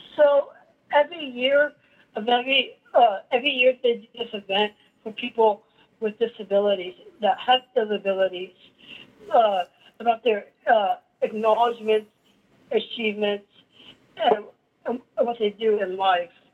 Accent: El Paso, Texas, United States; I was born in El Paso in, in 1983

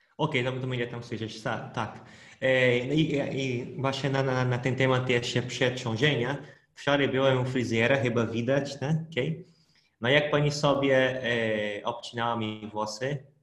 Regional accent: Brazil; Polish is a second language; moved away as an adult; now in Poland; pochodzę z Brazylii, ale jak do Polski przyleciałem, to już znałem trochę polskiego, bo ja przez dwa lata się uczyłem polskiego

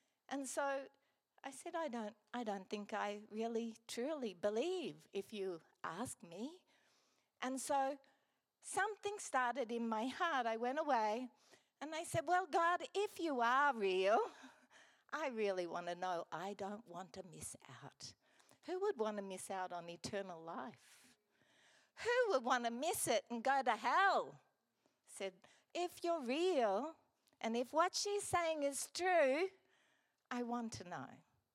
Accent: Gladstone, Queensland, Australia; also born or lived in Brisbane; I grew up here in Gladstone

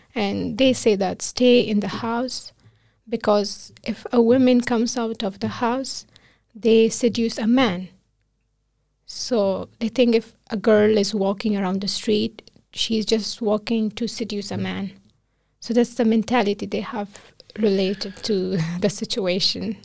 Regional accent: Kabul, Afghanistan; moved away as an adult; now in Iceland; I'm from another city, not from the capital of Afghanistan, which is Kabul, uh, but I grown up in Kabul

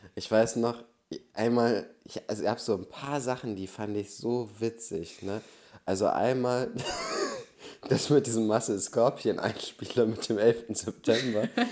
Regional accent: Germany; Ich bin Deutscher

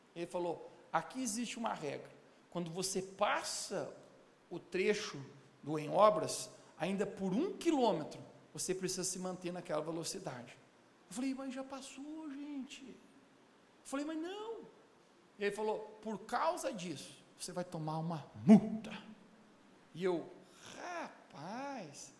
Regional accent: Brazil; como bom brasileiro

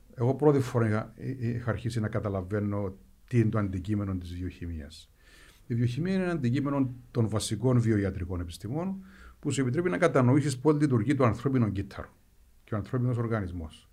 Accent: Strovolos, Nicosia District, Cyprus; moved away as an adult; also born or lived in Athens, Greece / United States; γεννήθηκα μεγάλωσα στο Στρόβολο

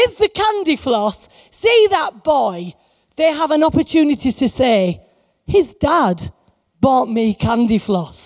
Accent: England, United Kingdom; we're like as English Christians

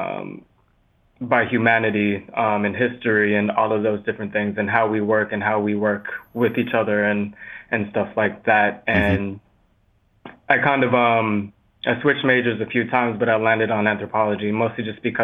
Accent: Tucson, Arizona, United States; moved away as an adult; also born or lived in Haiti / Washington, D.C.; now in New York, United States; I'm from Haiti originally, but I principally grew up in Tucson, Arizona, and then lived for a while in D.C., and then have been in New York for about 7.5 years now.

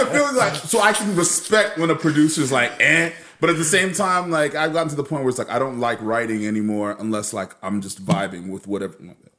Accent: Cookeville, Tennessee, United States; I grew up in Cookeville, Tennessee.

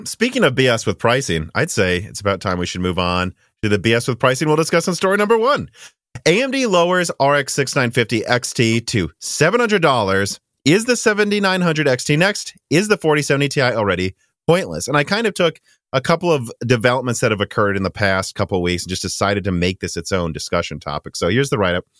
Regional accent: Minnesota, United States; I'm from Minnesota

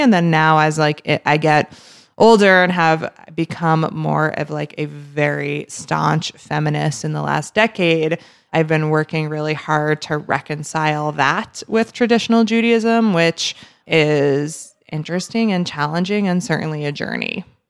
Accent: New Jersey, United States; also born or lived in New York City; I'm from New Jersey and proud to be a Jersey girl

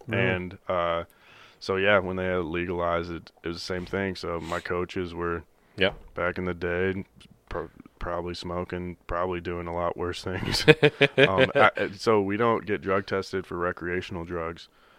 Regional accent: Midwest, United States; So I felt bad growing up in the Midwest.

